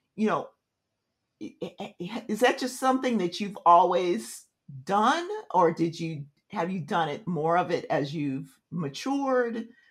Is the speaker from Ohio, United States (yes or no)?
no; Tulsa, Oklahoma, United States; I was I was born in Tulsa, Oklahoma